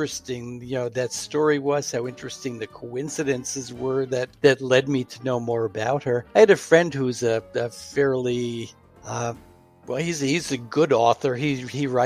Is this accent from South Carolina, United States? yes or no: no; New York City, New York, United States; also born or lived in Houston, Texas / Pittsburgh; now in Hillsborough, United States; we both grew up in the New York City area.